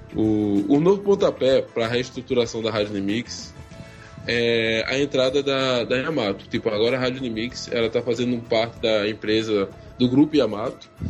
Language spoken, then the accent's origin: Portuguese; Pernambuco, Brazil; eu sou daqui de Pernambuco